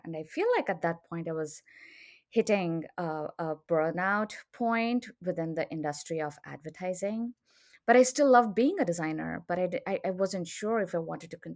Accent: India; moved away as an adult; now in Austin, United States; I'm originally from India

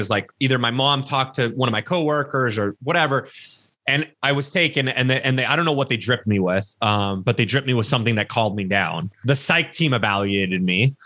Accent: Los Angeles, California, United States; born or raised there

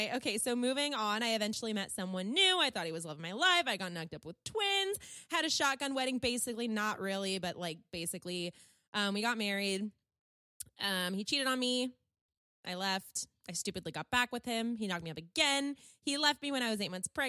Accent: California, United States; born and raised in California

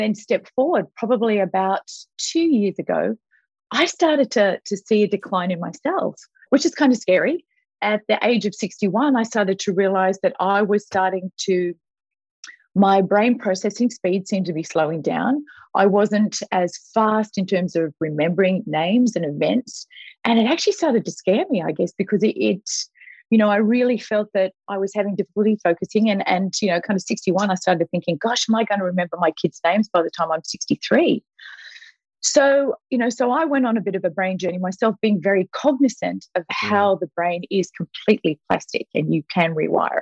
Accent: Australia; moved away as an adult; also born or lived in Vancouver; we, as an Australian, we moved to Vancouver for Jakey, our son

